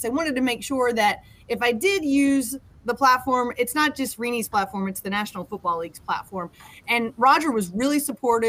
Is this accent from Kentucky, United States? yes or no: yes; Western Kentucky, United States; moved away; So I'm from Western Kentucky. I grew up, as I mentioned, on a farm.